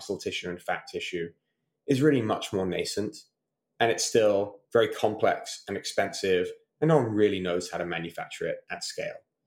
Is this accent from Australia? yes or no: no; Malvern, West Midlands, United Kingdom; moved away; also born or lived in Durham; I grew up in a small town called Malvern in Worcestershire